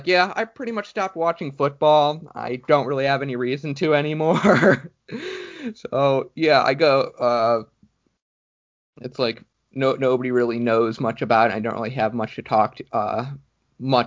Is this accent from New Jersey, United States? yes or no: no; Cleveland, Ohio, United States; I'm from Cleveland and I was 4 years old